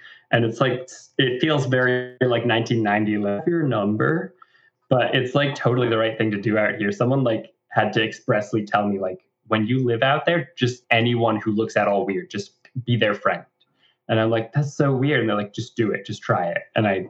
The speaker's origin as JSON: {"language": "English", "region": "Florida", "country": "United States", "tie": "born or raised there", "said": "And it's like the same identity and the same message translated into growing up in Florida."}